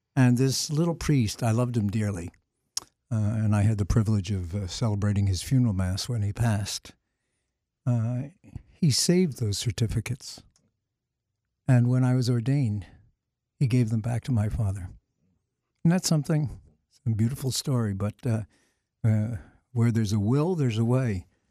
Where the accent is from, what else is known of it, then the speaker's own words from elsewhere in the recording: Philadelphia, Pennsylvania, United States; moved away as an adult; also born or lived in Emmitsburg, Maryland; I'm from the Archdiocese of Philadelphia originally, so Saint Charles was always a very important institution for us. We had the altar boy picnics there